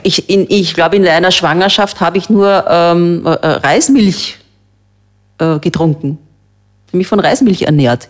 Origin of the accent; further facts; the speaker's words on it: Austria; bei uns in Österreich